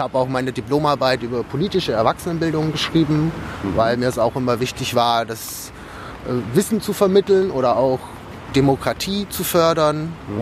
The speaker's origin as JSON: {"language": "German", "town": "Günzburg", "region": "Bavaria", "country": "Germany", "tie": "born or raised there", "also_born_or_lived": "Regensburg", "moved": "as an adult", "lives_now": "Berlin, Germany", "said": "Günzburg komme ich her, das ist so in der Nähe von Ulm, so zwischen Ulm und Augsburg"}